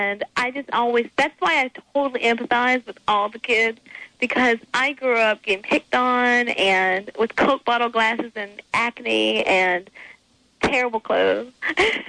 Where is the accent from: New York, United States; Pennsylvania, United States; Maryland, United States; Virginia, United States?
Virginia, United States; Martinsville; I grew up in a really normal country town called Martinsville, Virginia